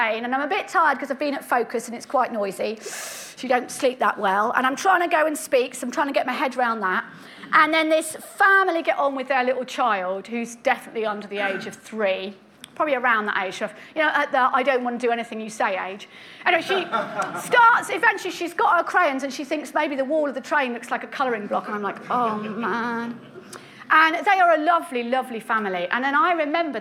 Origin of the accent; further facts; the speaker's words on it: United Kingdom; we're British